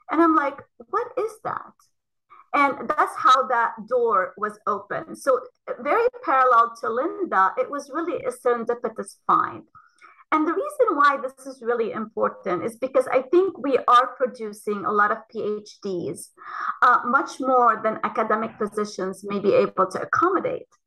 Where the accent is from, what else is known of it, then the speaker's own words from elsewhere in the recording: Lebanon; moved away as an adult; also born or lived in Ohio, United States; now in United States; I came from Lebanon um, after having done a, a Bachelor of Science um, in Lebanon and uh, came to Ohio State for my PhD in molecular genetics.